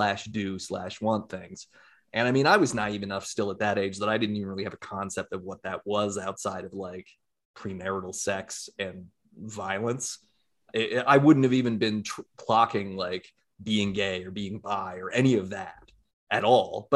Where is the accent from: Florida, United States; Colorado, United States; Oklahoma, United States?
Colorado, United States; Castle Rock; I grew up in Castle Rock, which is a very conservative community in Colorado.